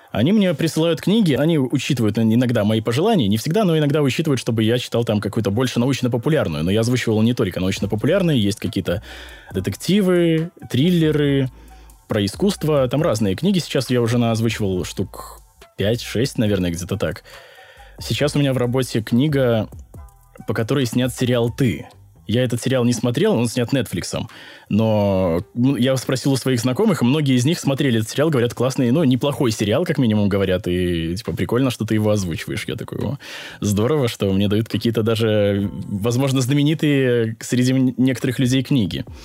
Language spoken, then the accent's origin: Russian; Belarus; я не знаю, продается ли в России, но вот я, я сам из Беларуси, и в Беларуси он не продается.